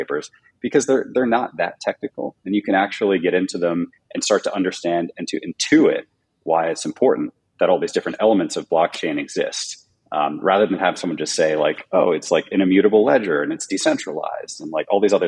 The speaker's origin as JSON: {"language": "English", "region": "New Jersey", "country": "United States", "also_born_or_lived": "New York", "moved": "as an adult", "lives_now": "California, United States", "said": "I'm actually from New Jersey"}